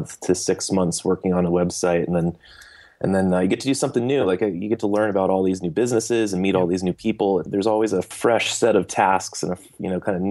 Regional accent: Bay Area, California, United States; I grew up here. I'm from the Bay Area. We're based out of Campbell, and I was born and raised here

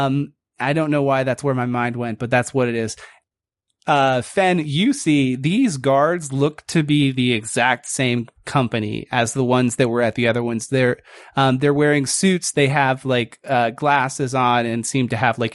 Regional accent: Northeast, United States; I think we're all from the Northeast

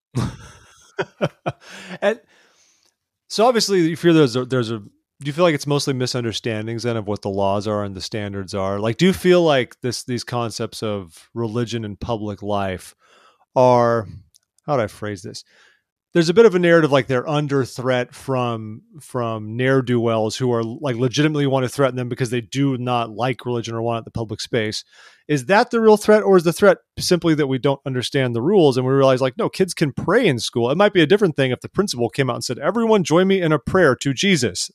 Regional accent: United States; I am also an American

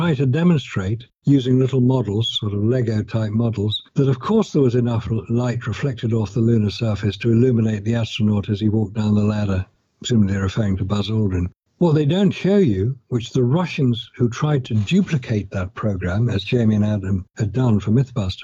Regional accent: United Kingdom; I'm British. I've lived in Britain

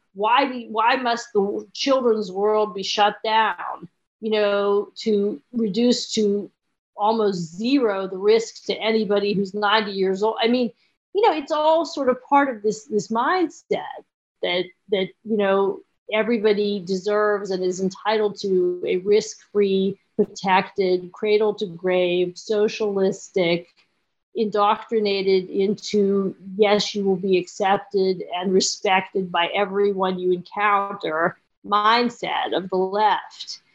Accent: Pittsburgh, Pennsylvania, United States; I grew up in Pittsburgh

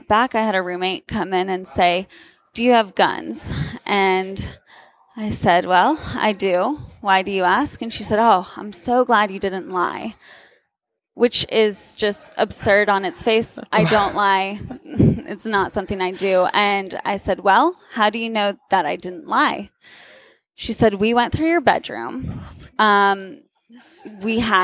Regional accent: Turkey; also born or lived in Southern United States / Massachusetts; now in United States; I grew up in Turkey, was born and raised there

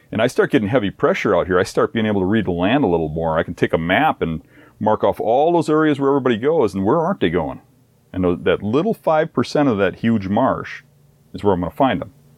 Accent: Midwest, United States; my hometown here

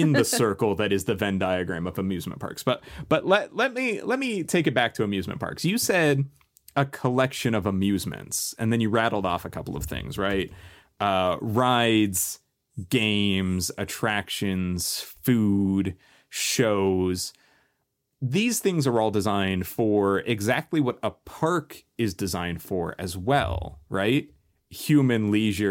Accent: Long Beach, California, United States; You and I grew up in and around Long Beach, California

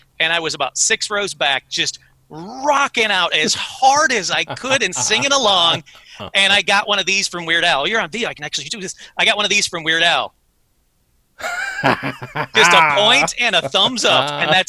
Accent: Detroit, Michigan, United States; And I'm from Detroit.

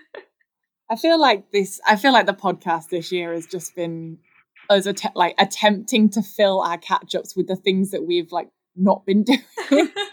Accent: Nottingham, East Midlands, United Kingdom; accent: Midlands; Nottingham, which, if anyone can't tell from my Midlands accent, that is where I'm from

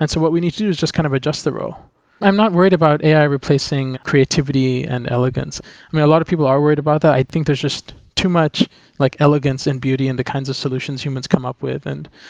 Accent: Philippines; now in New York, United States; I grew up in the Philippines, but I had a lot of exposure to the US and other countries. I grew up in an international environment, and I went to college at MIT in Cambridge, in Massachusetts.

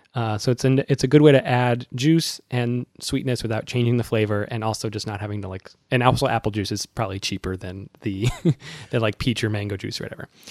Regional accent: Massachusetts, United States; now in New York, United States; I'm from Massachusetts

